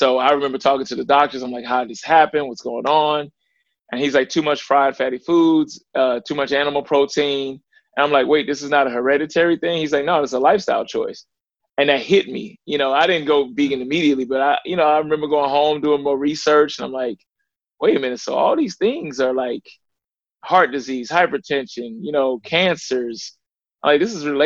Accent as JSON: {"language": "English", "town": "Ferguson", "region": "Missouri", "country": "United States", "tie": "born or raised there", "also_born_or_lived": "Little Rock, Arkansas", "said": "I was born in Little Rock, Arkansas. Some people know about the gang violence that was down there. And my mother moved to St. Louis, Missouri, which was Ferguson, was the actual city we were in, which within St. Louis, which a lot of people heard about Mike Brown, things like that. And that's where I was raised"}